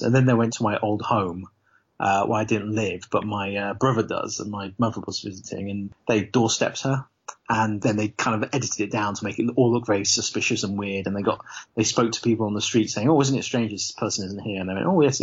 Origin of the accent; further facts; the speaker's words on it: Leicester, East Midlands, United Kingdom; Leicester, which is my hometown